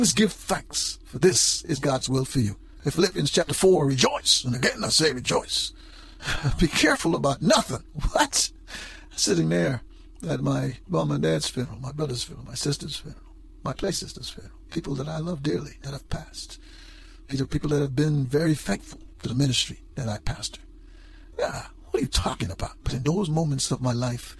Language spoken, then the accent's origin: English; Guyana; moved away; when I was growing up in Guyana, South America